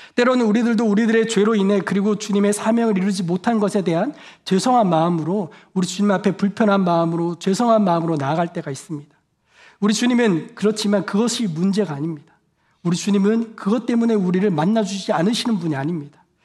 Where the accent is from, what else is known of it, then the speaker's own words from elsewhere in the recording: South Korea; moved away as an adult; now in United States; 한국에서 온 저는